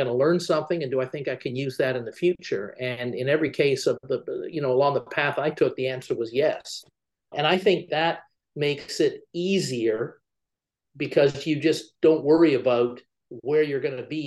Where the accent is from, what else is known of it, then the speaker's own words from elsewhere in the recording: Canada; I was originally from Canada and I was living in Canada at the time.